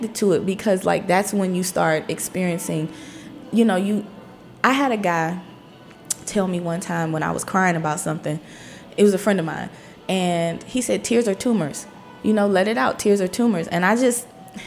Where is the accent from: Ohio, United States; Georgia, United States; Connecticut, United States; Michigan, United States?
Ohio, United States; Cleveland; now in Washington, D.C., United States; Born and raised in Cleveland, Ohio, through and through